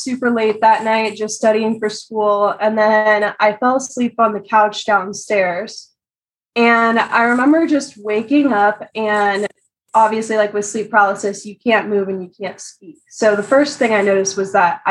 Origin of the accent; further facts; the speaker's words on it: California, United States; I'm from California.